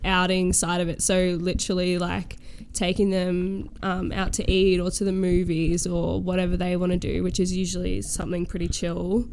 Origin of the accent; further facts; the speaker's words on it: Townsville, Queensland, Australia; now in Melbourne, Australia; growing up in Queensland, I actually probably went to the theme parks like one time when I was like eight